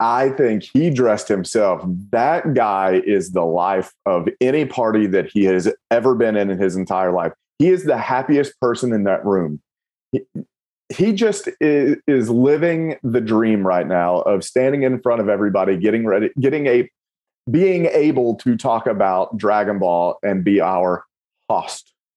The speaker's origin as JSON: {"language": "English", "region": "Kentucky", "country": "United States", "said": "I'm from Kentucky"}